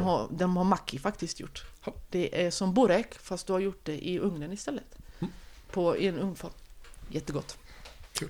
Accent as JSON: {"language": "Swedish", "town": "Oskarström", "region": "Halland County", "country": "Sweden", "tie": "born or raised there", "also_born_or_lived": "Halmstad", "said": "jag är född på Halmstad BB. Halmstad BB, men i passet står det Oskarström"}